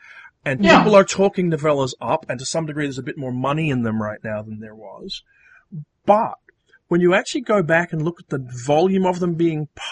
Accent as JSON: {"language": "English", "country": "Australia", "said": "as an Australian"}